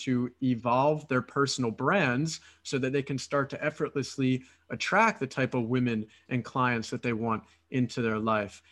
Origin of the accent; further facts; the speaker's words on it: Philadelphia, Pennsylvania, United States; moved away as an adult; now in Romania; I'm originally from Philadelphia, from the United States